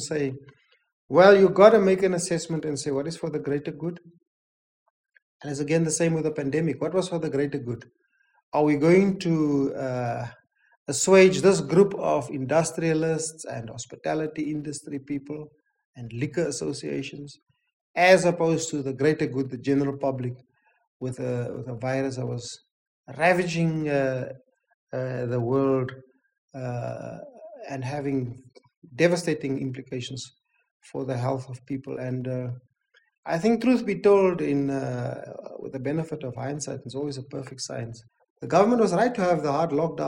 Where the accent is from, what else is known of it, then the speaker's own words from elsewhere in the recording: South Africa; I'm black, I'm a South African